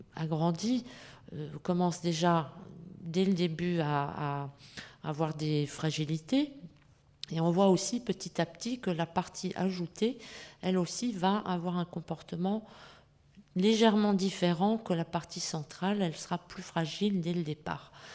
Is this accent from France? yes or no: yes; France; chez nous en France